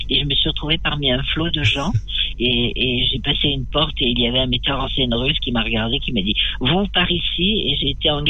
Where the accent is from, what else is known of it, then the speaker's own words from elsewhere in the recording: Nouvelle-Aquitaine, France; born there; je, suis née un peu par hasard dans le Poitou-Charentes.